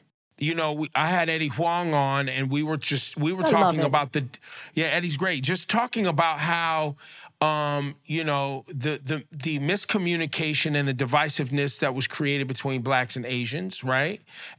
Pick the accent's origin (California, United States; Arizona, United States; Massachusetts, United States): California, United States; I'm from the Bay Area, so you know I know.